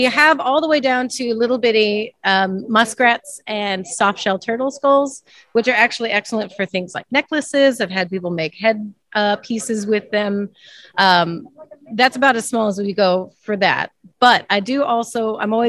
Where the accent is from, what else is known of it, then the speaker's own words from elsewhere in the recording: St. Louis, Missouri, United States; We're actually from the St. Louis area, right on the Mississippi